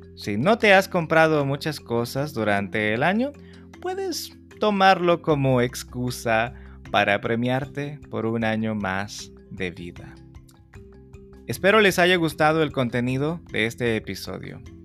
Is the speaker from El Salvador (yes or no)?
yes; El Salvador; tiene que ver con una tradición en mi país